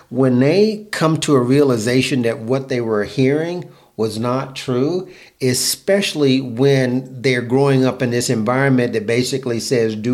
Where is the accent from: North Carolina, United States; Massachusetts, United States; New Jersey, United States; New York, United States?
North Carolina, United States; Fayetteville; I'm growing up in North Carolina.